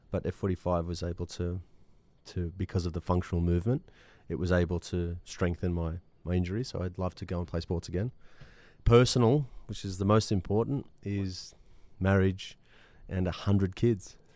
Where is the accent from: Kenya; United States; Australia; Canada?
Australia; I'm Australian